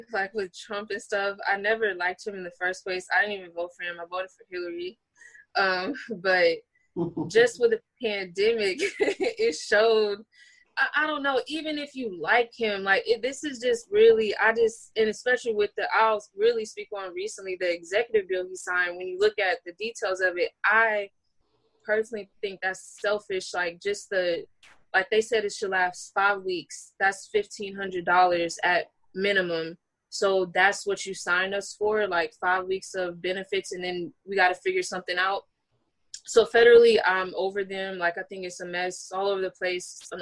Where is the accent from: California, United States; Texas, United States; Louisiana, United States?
Louisiana, United States; New Orleans; now in Atlanta, United States; I'm from Louisiana